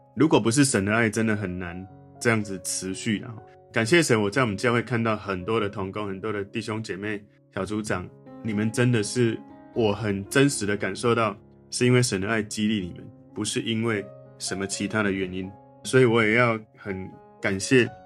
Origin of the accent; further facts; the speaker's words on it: Taiwan; 其实台湾人很喜欢学习跟上课